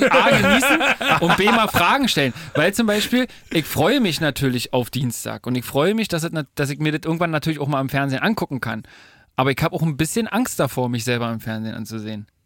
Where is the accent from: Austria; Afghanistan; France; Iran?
France; Ja, ich bin Franzose, ich eigentlich.